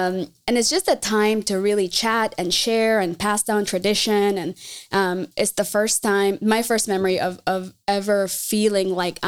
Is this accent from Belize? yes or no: yes; Belize; So my first memory of community is making tamales in my home country of Belize.